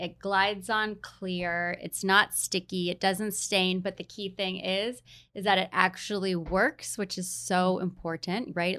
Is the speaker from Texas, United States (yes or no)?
no; Hawaii, United States; also born or lived in New York; now in San Diego, United States; I grew up in Hawaii